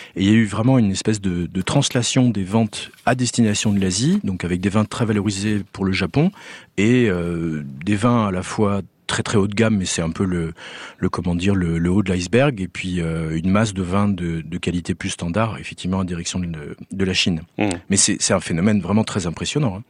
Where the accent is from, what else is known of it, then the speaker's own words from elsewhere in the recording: France; chez nous en France